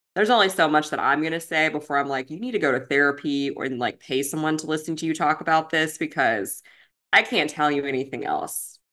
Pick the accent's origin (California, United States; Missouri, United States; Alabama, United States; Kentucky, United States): Kentucky, United States; we're from Kentucky